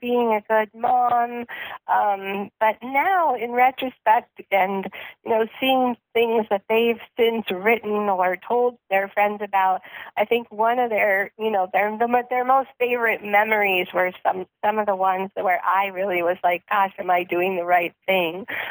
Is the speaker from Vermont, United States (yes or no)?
yes; Vermont, United States; moved away; I grew up actually in Vermont in a pretty rural area, but not actually farming